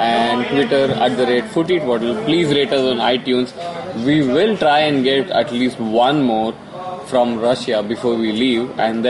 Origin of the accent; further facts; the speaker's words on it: India; I'm from India.